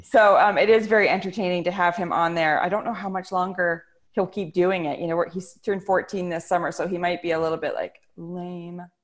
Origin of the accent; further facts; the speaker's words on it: British Columbia, Canada; I'm Canadian, and I uh, grew up in a tiny little town in British Columbia